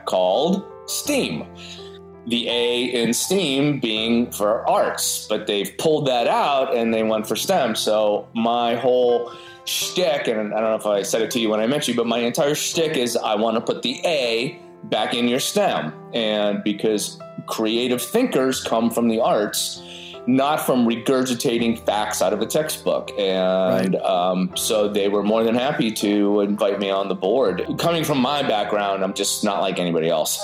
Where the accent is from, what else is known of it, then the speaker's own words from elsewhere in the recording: Erie, Pennsylvania, United States; moved away as an adult; now in Huntsville, United States; I grew up in Pennsylvania in a small town called Erie